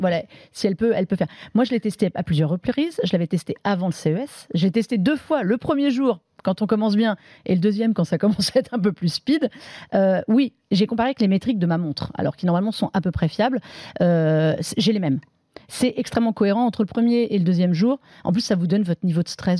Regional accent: France; on est français aussi

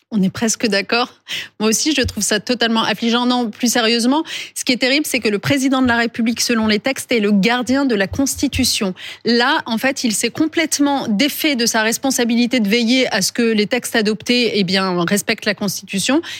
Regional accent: France; chez nous, en France

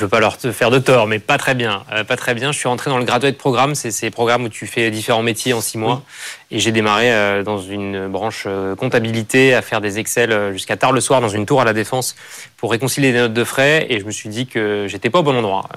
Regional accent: France; je suis attaché à, voilà, à, mon environnement, là où j'ai grandi, et à cette idée que c'est voilà, un pays magnifique

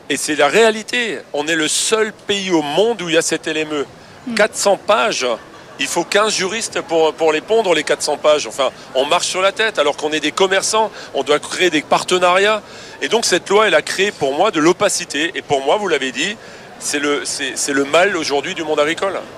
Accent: France; moi, moi je reste je suis français, fier de l'être, et je vais toujours pousser les produits français.

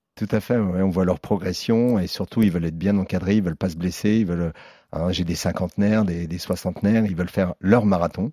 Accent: Lorraine, near Vittel, Grand Est, France; je viens de Lorraine, euh, de Vitel. D'accord. Juste à côté de, de Vitel

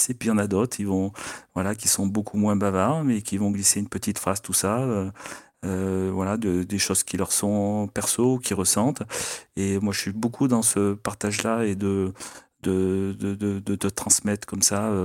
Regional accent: France; on a un tournoi chez nous du Grand Chelem et en tant que Français

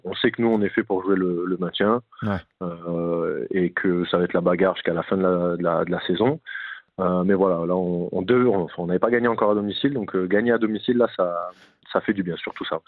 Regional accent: Nîmes, Occitania, France; moved away as an adult; now in Rodez, France; c'est vraiment chez moi, c'est là où j'ai grandi

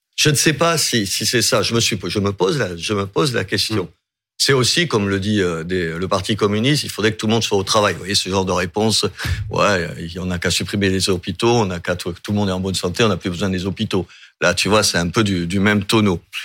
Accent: Algeria; now in Béziers, France; je suis né en Algérie paradoxalement

